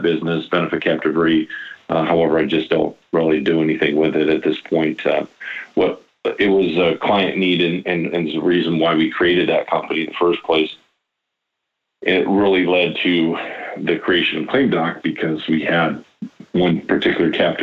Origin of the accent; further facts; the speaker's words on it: Iowa, United States; I'm born and raised in Iowa